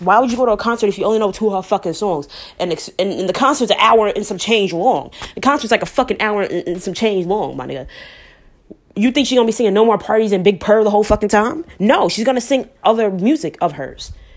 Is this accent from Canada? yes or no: no; New York City, New York, United States; I'm from New York, home of the Apollo, home of the Apollo Theater